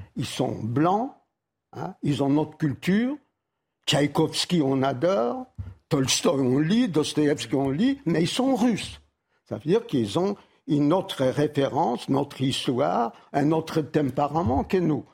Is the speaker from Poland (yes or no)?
yes; Warsaw, Masovian Voivodeship, Poland; moved away; Varsovie, ma ville natale